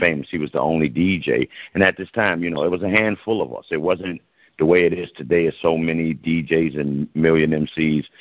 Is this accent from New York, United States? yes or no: yes; New York City, New York, United States; I was born in the Bronx, which we call the Boogie Down Bronx, where the hip hop started